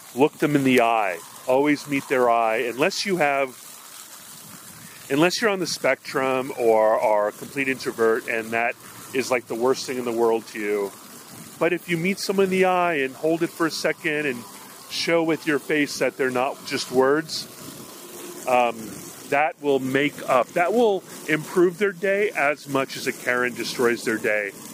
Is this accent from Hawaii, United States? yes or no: yes; Hawaii, United States; moved away; growing up in Hawaii